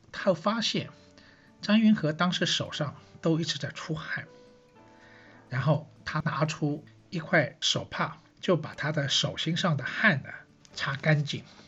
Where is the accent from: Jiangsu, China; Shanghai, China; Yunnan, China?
Shanghai, China; 我是上海人